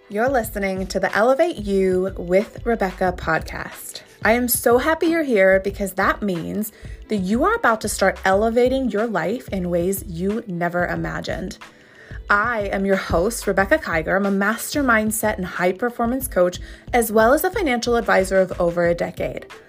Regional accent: McKeesport, Pennsylvania, United States; moved away; I grew up in McKeesport, Pennsylvania

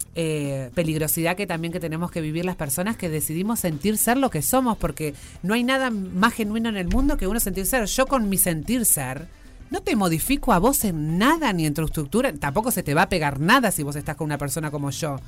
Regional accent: Uruguay; como era uruguaya

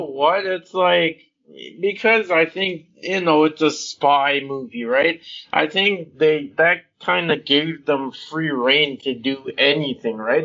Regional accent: Jamaica; I'm Jamaican

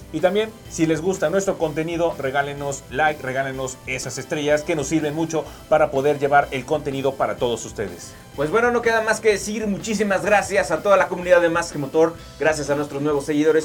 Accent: Mexico; para nosotros como mexicanos

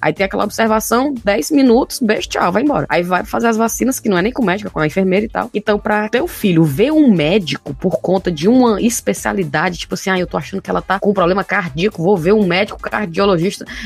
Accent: Brazil; moved away as an adult; quando eu saí do Brasil

